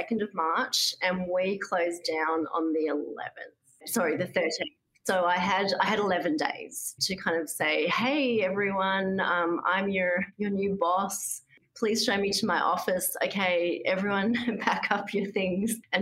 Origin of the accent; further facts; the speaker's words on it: Australia; moved away as an adult; also born or lived in Boston, United States; now in United States; I came here from Australia where I was previously the chief scientist at the Australian Museum